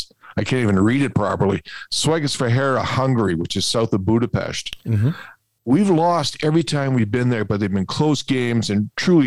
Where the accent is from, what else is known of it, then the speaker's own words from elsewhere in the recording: Sault Ste. Marie, Ontario, Canada; Sault Ste. Marie.